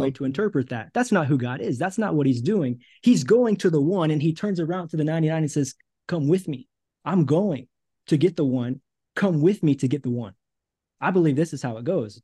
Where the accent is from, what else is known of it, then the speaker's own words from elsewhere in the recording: United States; moved away as an adult; also born or lived in Thailand / Cambodia; now in Brazil; it's been about five years since I've been in the States with my family